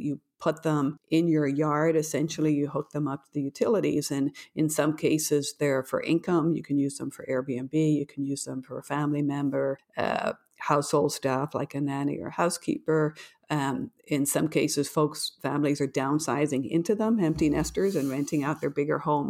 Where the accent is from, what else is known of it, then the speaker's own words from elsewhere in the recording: Ireland; now in New York, United States; as a fellow patriot from Ireland